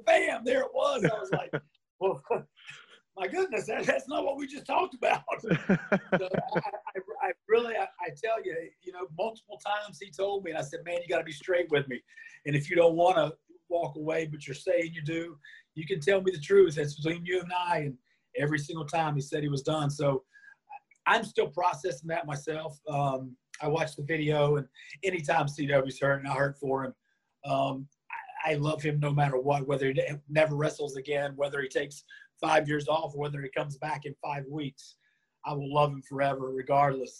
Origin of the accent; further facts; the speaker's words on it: North Carolina, United States; I grew up in North Carolina here in the States